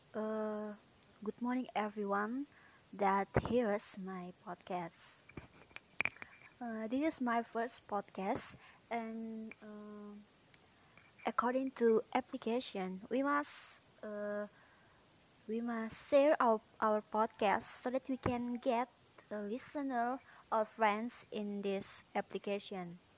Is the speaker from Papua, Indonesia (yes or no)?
no; Medan, North Sumatra, Indonesia; English is a second language; Uh, I'm from Medan, and mm, the name of my city is Siramanik. I'm 18 years old.